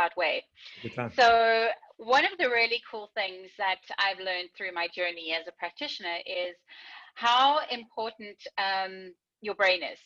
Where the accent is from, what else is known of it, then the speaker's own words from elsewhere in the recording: South Africa; I am originally from South Africa